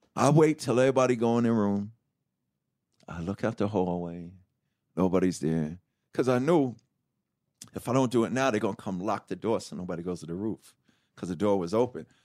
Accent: New York City, New York, United States; from Hollis, Queens, New York

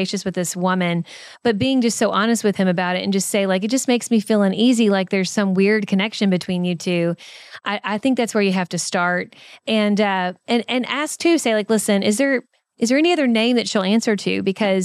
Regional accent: Kentucky, United States; accent: Kentucky; my Kentucky accent

